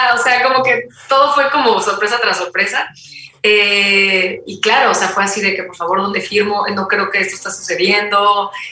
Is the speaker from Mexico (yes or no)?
yes; Mexico; buena mexicana